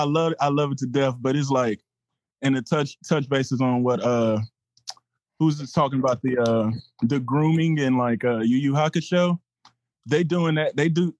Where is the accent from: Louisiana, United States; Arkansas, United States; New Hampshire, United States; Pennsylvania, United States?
Louisiana, United States; Lafayette; I'm from Lafayette, Louisiana.